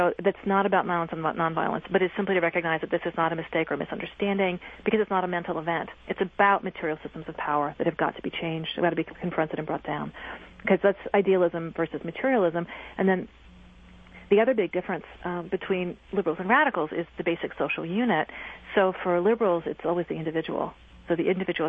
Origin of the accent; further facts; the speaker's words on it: East Coast, United States; I'm from the East Coast